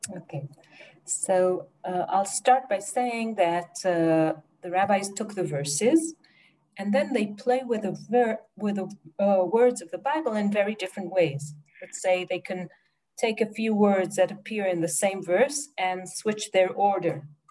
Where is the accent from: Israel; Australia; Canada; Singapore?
Israel; Jerusalem, Jerusalem District; I was born in Jerusalem and I live there since